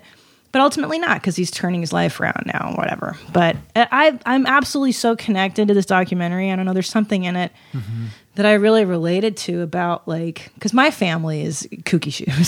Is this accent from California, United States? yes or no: yes; Los Angeles, California, United States; also born or lived in Canada; I grew up in L.A.